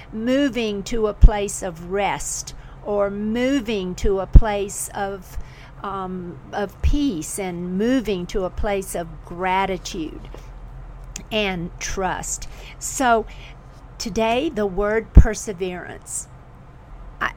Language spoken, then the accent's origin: English; the South, United States; also born or lived in Florida / South Carolina; I grew up in Florida and South Carolina